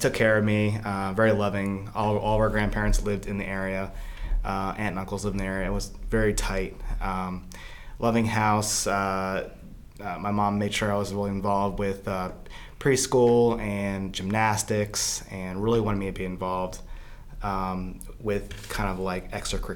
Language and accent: English; New Carrollton, Maryland, United States; I grew up in New Carrollton, Maryland